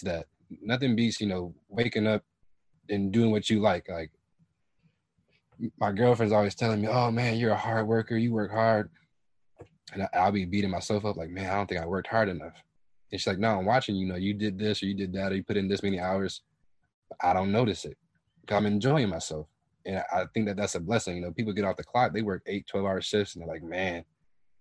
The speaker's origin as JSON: {"language": "English", "town": "Kalamazoo", "region": "Michigan", "country": "United States", "also_born_or_lived": "Atlanta, Georgia / Brazil", "moved": "as an adult", "said": "I'm from Kalamazoo, Michigan. I moved down to Atlanta in 2018"}